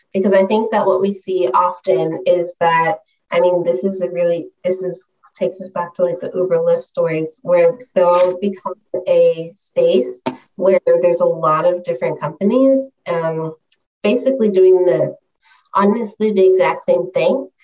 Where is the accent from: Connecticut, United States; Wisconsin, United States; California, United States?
California, United States; San Diego; moved away as an adult; also born or lived in New York City / San Francisco; I'm originally from San Diego